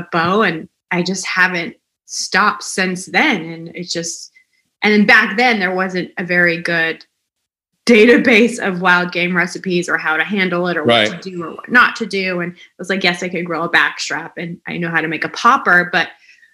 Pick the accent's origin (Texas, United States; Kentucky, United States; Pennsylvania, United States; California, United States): California, United States; Southern; I grew up in Southern California